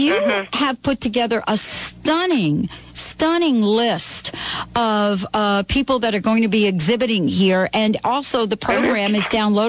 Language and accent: English; East Coast, United States; now in Seattle, United States; growing up on the East Coast